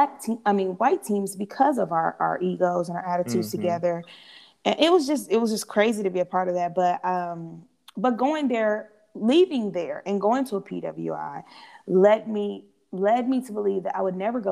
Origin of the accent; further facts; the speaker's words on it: Missouri City, Texas, United States; moved away as an adult; also born or lived in New Orleans, Louisiana / Kansas; I come from Houston, so that's a melting pot, like where I grew up in Missouri City